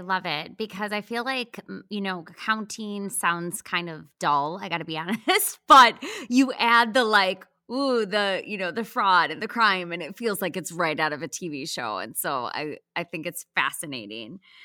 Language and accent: English; Wisconsin, United States; moved away; I was from Wisconsin